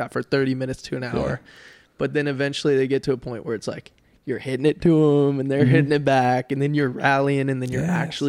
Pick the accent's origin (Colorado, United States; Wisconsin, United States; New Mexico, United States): Colorado, United States; moved away as an adult; also born or lived in California; now in Wichita Falls, United States; born and raised in Colorado. There was a little bit of time where I lived in California